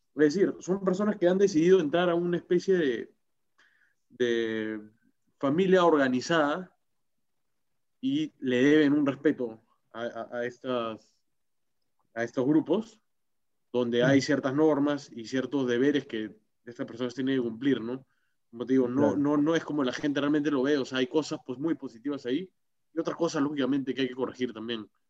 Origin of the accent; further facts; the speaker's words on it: Peru; el que se identifica como peruano, como yo